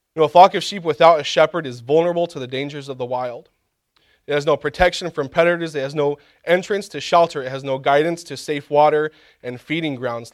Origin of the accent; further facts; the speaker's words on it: Kansas, United States; Growing up in Kansas, I had the opportunity one time, uh, for a couple weeks to work in a field